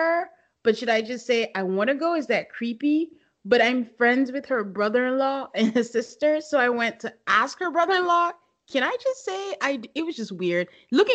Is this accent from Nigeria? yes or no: yes; Nigeria; now in United States; I'm Nigerian